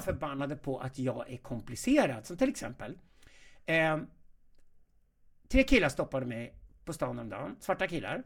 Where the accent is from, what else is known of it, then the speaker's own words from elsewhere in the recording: Sweden; also born or lived in South Africa / Ohio, United States / New York, United States; Jag är uppvuxen i Sverige